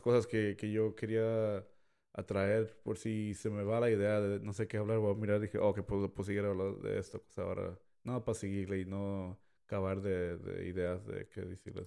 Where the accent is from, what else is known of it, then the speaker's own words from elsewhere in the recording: Mexico; yo siendo mexicano